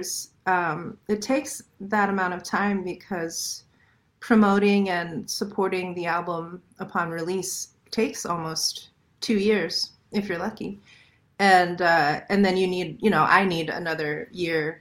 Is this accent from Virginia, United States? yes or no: yes; Falls Church, Virginia, United States; moved away; I grew up in Falls Church